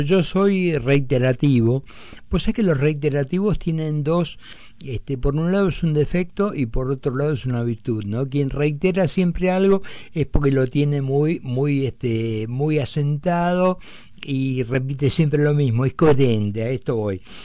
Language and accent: Spanish; Argentina; me da un orgullo como argentino